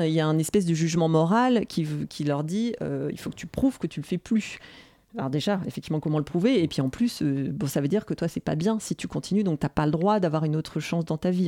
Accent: Nantes, Pays de la Loire, France; je suis nantaise

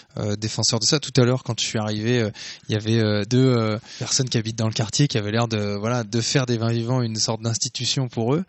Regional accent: Beaune, Bourgogne-Franche-Comté, France; j'ai grandi à Beaune, en Bourgogne

